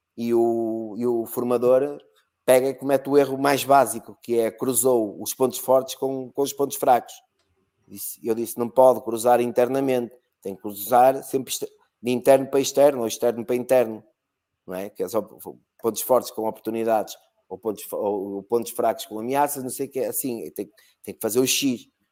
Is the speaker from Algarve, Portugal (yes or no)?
yes; Algarve, Portugal; also born or lived in Porto; now in Braga, Portugal; nasci no Algarve, que ah, ah, se aprende logo inglês